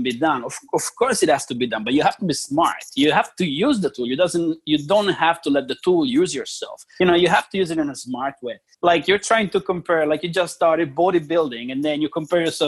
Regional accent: Italy; moved away; I'm originally from Italy

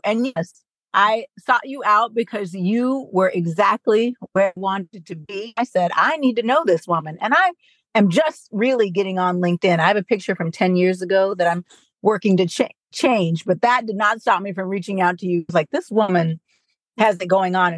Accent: California, United States; I'm from California and wanted to stay kind of close to home

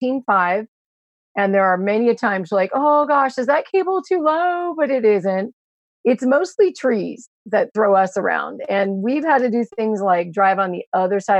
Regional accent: Mendocino County, California, United States; we're from Mendocino County, the wine country area

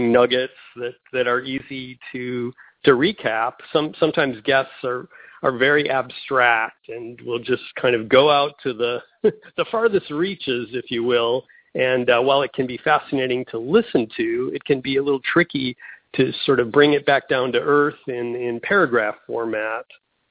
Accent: Midwest, United States; moved away as an adult; also born or lived in San Francisco, California / San Diego, California; now in Florida, United States; I grew up in the Midwest

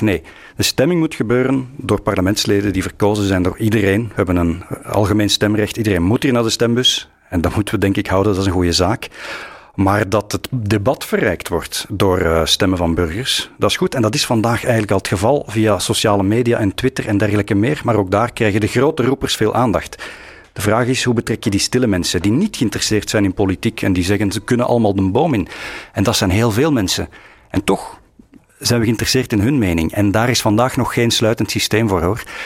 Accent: Flanders, Belgium; wie we zijn als Vlamingen

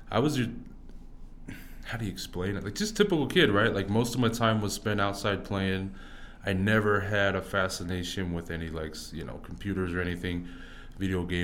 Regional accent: Orem, Utah, United States; also born or lived in Fiji / Kansas City; so I was born out in uh, Fiji. Okay. Yep. And so uh, that's where my mom was at, and so I was adopted from Fiji, brought straight to Orem, Utah, and been there ever since three months.

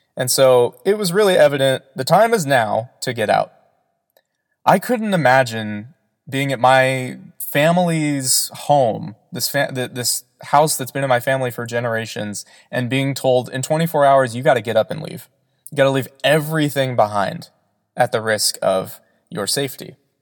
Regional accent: Southern California, United States; I am from Southern California

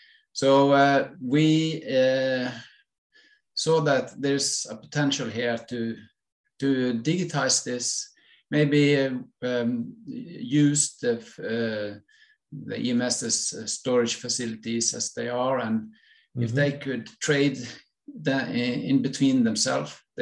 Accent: western coast of Norway, Western Norway, Norway; I'm from Norway, western coast of Norway

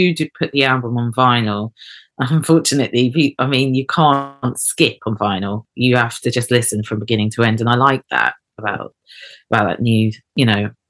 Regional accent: Eket, Akwa Ibom, Nigeria; I was born in Eket, and they're Ibio people, south eastern coastal Nigeria.

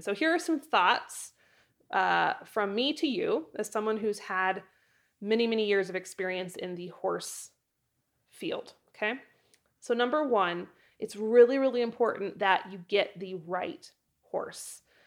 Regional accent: Idaho, United States; moved away as an adult; also born or lived in Wyoming; move from my hometown in Idaho to Wyoming when I was eighteen years old

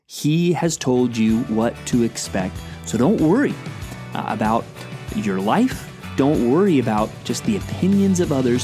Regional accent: San Antonio, Texas, United States; the church where I grew up in San Antonio, Texas

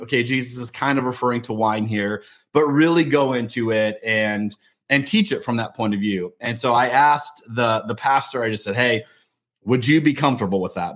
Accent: United States; especially as an American

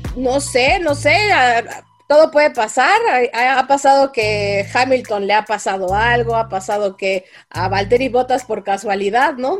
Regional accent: Mexico

